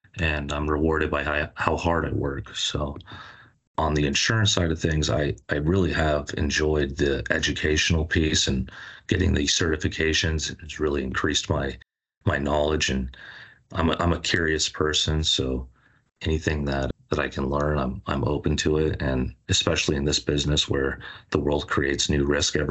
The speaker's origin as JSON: {"language": "English", "town": "Hermosa Beach", "region": "California", "country": "United States", "tie": "born or raised there", "also_born_or_lived": "San Francisco / Washington, D.C.", "said": "born and raised in California, in a little beach town in Los Angeles called Hermosa Beach"}